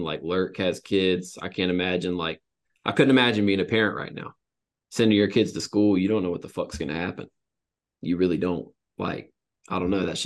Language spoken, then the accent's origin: English; the South, United States; I'm from the South